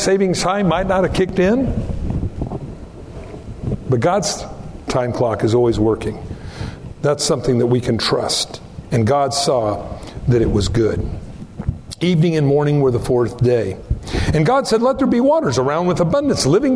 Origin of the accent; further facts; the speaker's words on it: Pico Rivera, California, United States; moved away; also born or lived in South Whittier; I grew up in Southern California